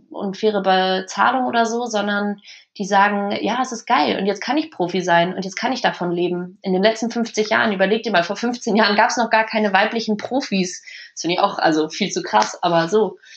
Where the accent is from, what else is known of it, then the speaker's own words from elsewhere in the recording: Germany; jetzt spielt die deutsche Frauennationalmannschaft. Ähm, das ist, das ist mein Land, das ist mein, meine Heimat.